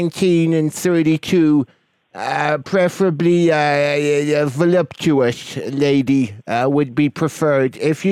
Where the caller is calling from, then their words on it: Wisconsin, United States; I live in Wisconsin.